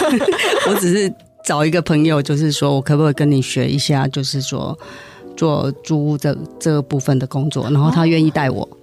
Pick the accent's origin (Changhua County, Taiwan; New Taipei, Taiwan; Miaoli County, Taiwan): Miaoli County, Taiwan; Zhunan; 等于说我的家乡也是在苗栗竹南